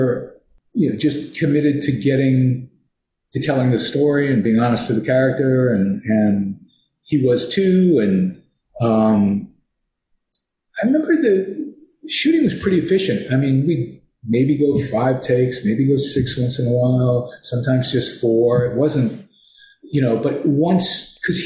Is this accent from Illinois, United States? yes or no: no; New York, United States; moved away; also born or lived in California; I'm from New York